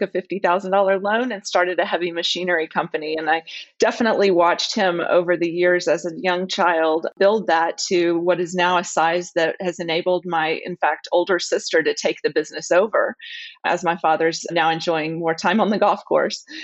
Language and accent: English; the South, United States; also born or lived in Dallas, Texas / New Orleans; my heritage, I'm from the South